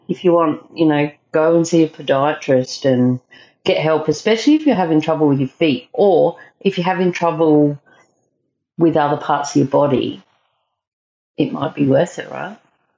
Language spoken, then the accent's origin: English; South Australia, Australia; I'm not from England. I'm just from South Australia, which has come up on the podcast before.